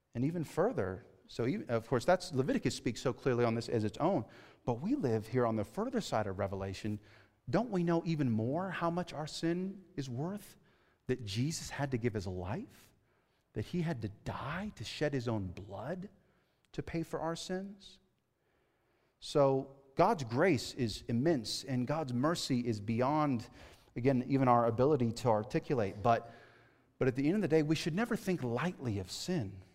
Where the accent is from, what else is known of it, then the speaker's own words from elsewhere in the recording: California, United States; moved away as an adult; I grew up in California, okay, right? I grew up in the city